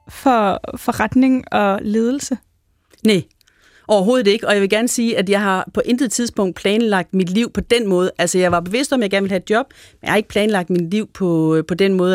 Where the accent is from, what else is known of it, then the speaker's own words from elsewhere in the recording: Aalborg, North Denmark Region, Denmark; born there; Jeg er født, i, jeg er født i Aalborg. Jeg er født på, øh, på Reberbanegade på det, der hed øh, Sygehus Nord i, øh, i Aalborg øh, i, øh, i 1963.